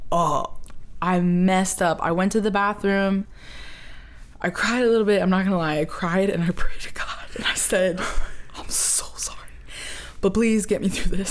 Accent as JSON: {"language": "English", "town": "Orlando", "region": "Florida", "country": "United States", "tie": "born or raised there", "said": "we grew up in Orlando"}